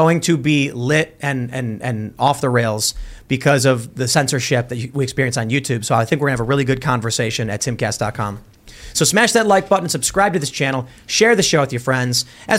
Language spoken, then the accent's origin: English; Chicago, Illinois, United States; where are you from? I was like, Chicago. You're like, yeah, me too, where? I was like, oh, by Midway.